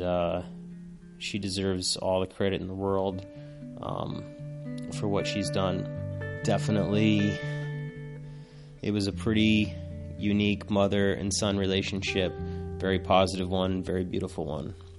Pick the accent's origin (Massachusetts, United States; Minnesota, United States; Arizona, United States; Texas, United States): Massachusetts, United States; Plainville; I grew up in Massachusetts in a town called Plainville with my grandmother and my mom